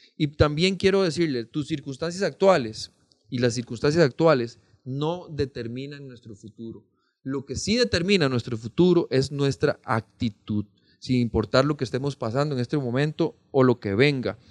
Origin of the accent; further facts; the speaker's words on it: Pérez Zeledón, San José, Costa Rica; Yo soy oriundo de Pérez Celedón